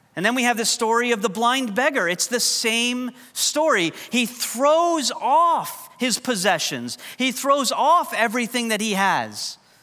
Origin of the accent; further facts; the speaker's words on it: New York, United States; first language English; moved away; coming from New York, English is kind of our second language